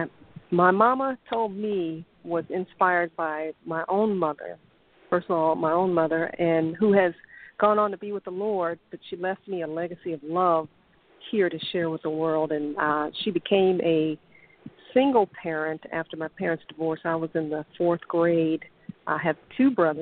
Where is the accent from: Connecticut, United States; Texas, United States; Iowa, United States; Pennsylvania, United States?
Texas, United States; Dallas; Born and raised in Dallas, Texas